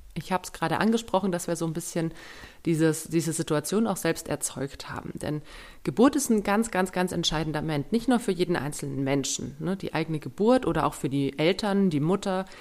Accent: Germany; bei uns in Deutschland

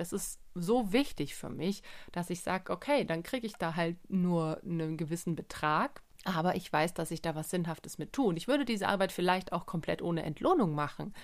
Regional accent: Germany; bei uns in Deutschland

